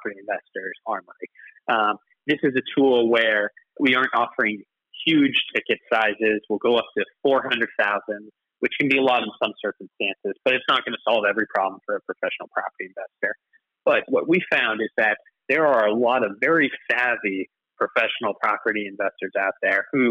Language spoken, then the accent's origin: English; Canada; moved away as an adult; now in United Kingdom; I don't know if you can tell from my accent, but I'm not from here originally. I'm actually Canadian.